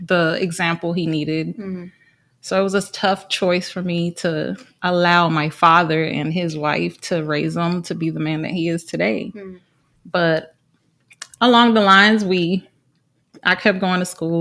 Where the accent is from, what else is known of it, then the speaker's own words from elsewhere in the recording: Trenton, New Jersey, United States; moved away as an adult; also born or lived in Puerto Rico / Unionville, Tennessee; now in Nashville area, United States; Well, I was born in Puerto Rico. My parents are both Puerto Rican. We moved to New Jersey, Trenton, when I was 4. Stayed there around till I was 19